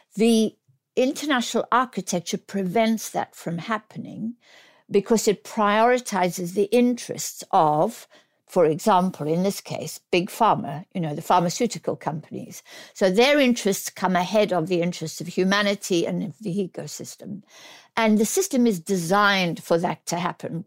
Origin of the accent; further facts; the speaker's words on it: South Africa; now in United Kingdom; I'm South African born.